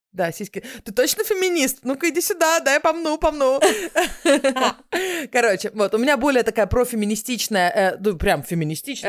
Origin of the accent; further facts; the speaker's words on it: Moscow, Russia; moved away as an adult; also born or lived in Israel; now in Stockholm, Sweden; я из Москвы